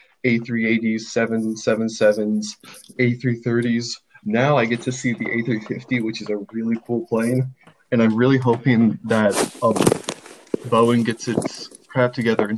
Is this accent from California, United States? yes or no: no; Wichita Falls, Texas, United States; moved away as an adult; my hometown, Wichita Falls